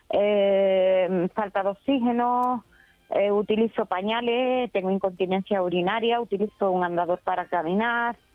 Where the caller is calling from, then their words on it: Seville, Andalusia, Spain; de Sevilla.